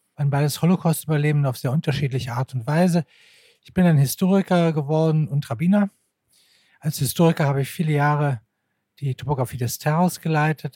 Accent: Berlin, Germany; bin in Berlin geboren

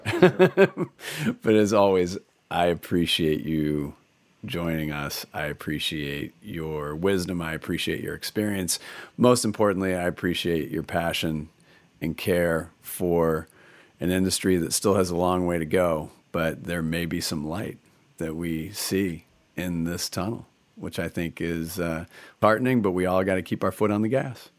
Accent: Portland, United States; my hometown of Portland.

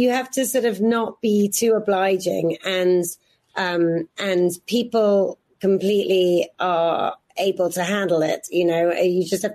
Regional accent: Oxfordshire, South East England, United Kingdom; moved away; I'm a girl from Oxfordshire

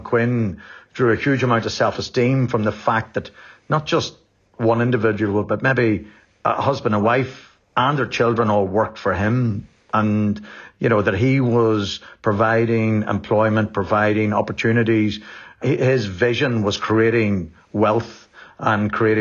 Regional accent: Enniskillen, Northern Ireland, United Kingdom; I grew up in Enniskillen and Fermanagh in the 80s and 90s

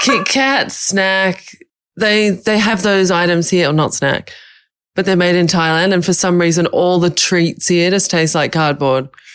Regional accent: Australia; moved away as an adult; now in Bali, Indonesia; I've lived in Bali for five years, but I'm Australian

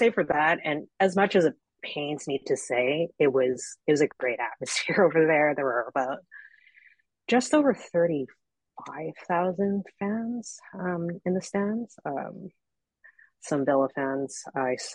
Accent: Vancouver, British Columbia, Canada; I'm from Vancouver, so it's the warmest part of Canada

